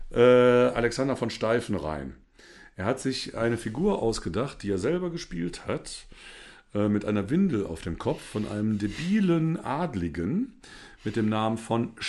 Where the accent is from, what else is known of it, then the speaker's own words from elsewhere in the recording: Saarland, Germany; Ach so, ja, ja so als Saarländer.